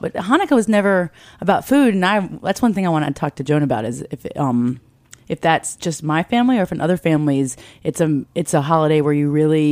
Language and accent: English; Raleigh, North Carolina, United States; I'm a half Jew from Raleigh, North Carolina